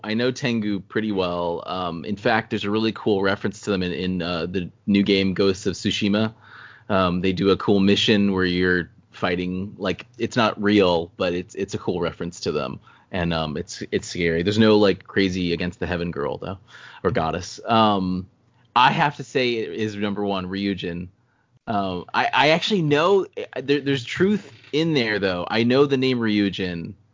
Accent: South Carolina, United States; we're from South Carolina.

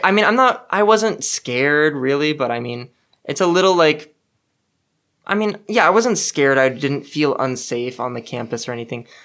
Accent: Los Angeles, California, United States; moved away; I'm from North Hollywood

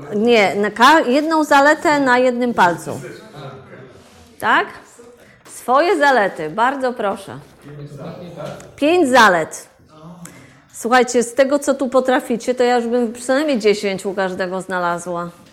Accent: Wrocław, Lower Silesian Voivodeship, Poland; ja jestem z Wrocławia

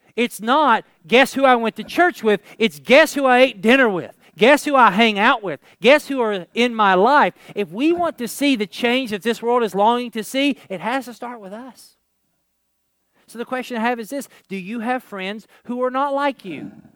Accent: Kentucky, United States; not that I'm from Kentucky

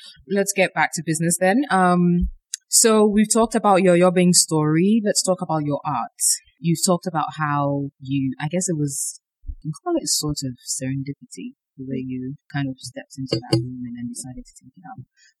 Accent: Ghana; I think we're Ghanaian by name only

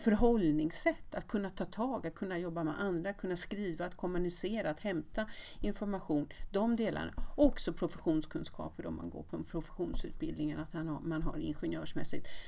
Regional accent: Västerås, Västmanland, Sweden; moved away; jag kom från Västerås

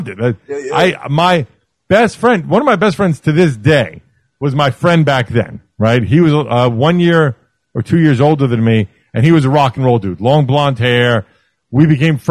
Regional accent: New York City, New York, United States; I grew up in Brooklyn

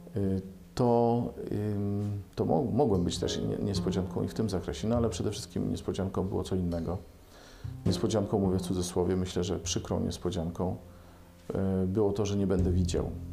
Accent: Bydgoszcz, Kuyavian-Pomeranian Voivodeship, Poland; w Bydgoszczy też mamy szkołę dla niewidomych, a stamtąd pochodzę

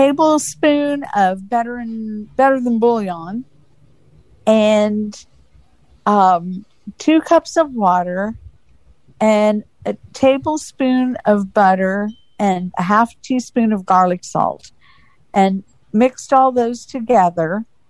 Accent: Phoenix, Arizona, United States; I'm from Phoenix, Arizona.

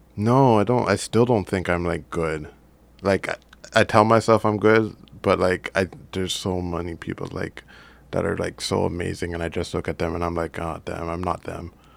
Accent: Brampton, Ontario, Canada; also born or lived in Jamaica / Mississauga; we started in Mississauga, I think, and I came to Brampton in grade four

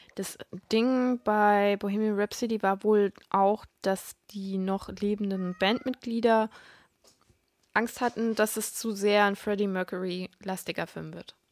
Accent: Hesse, Germany; moved away; ich komme ja ursprünglich aus Hessen

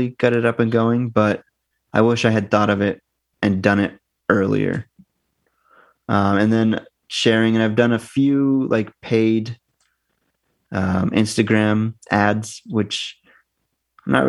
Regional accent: Northern New Hampshire, United States; moved away as an adult; now in United Kingdom; from where I grew up in Northern New Hampshire, our T's are D's.

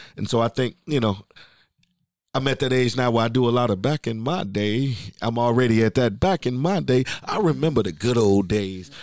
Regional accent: Chicago, Illinois, United States; I'm from the West Side

